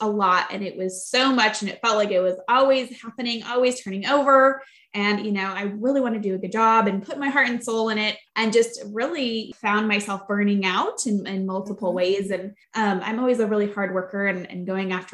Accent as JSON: {"language": "English", "town": "Flint", "region": "Michigan", "country": "United States", "tie": "born or raised there", "said": "I grew up in Flint, Michigan"}